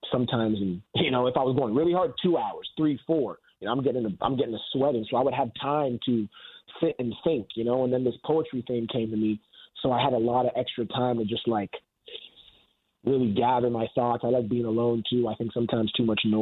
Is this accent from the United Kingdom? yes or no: no; Canada; being a Canadian